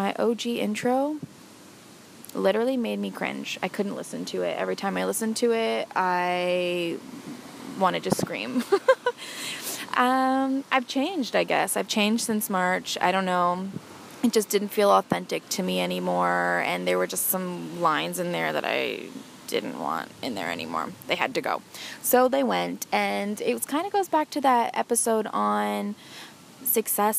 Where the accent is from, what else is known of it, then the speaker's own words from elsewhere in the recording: Orillia, Ontario, Canada; my hometown, Orillia, Ontario.